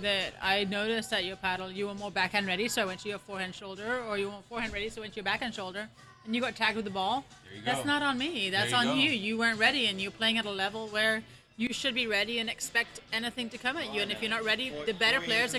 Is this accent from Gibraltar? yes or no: yes; Gibraltar; I'm from Gibraltar.